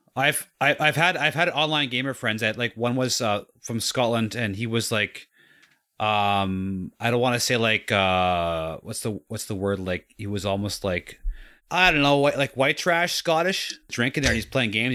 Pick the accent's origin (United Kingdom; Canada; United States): Canada; as a kid, as a Canadian